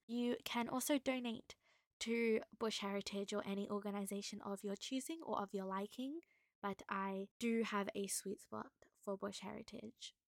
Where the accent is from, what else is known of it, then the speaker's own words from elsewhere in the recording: Queensland, Australia; I am from Queensland. I live in the Sunshine State